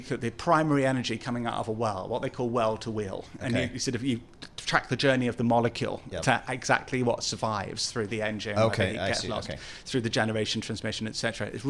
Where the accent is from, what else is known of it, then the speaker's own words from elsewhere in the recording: London, United Kingdom; like my hometown of London, because of the cars, taxis, and buses.